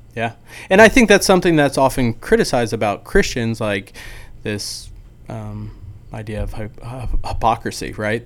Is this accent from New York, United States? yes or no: no; New Jersey, United States; now in Dallas, United States; I'm from New Jersey